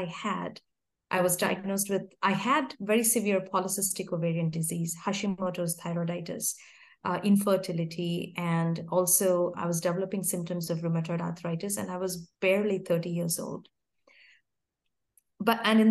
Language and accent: English; India; moved away as an adult; I grew up in India, yeah, until I was 27, I lived in India